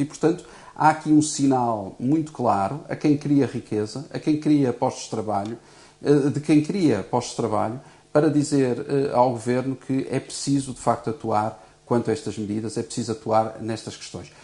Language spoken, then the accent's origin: Portuguese; Portugal; enquanto português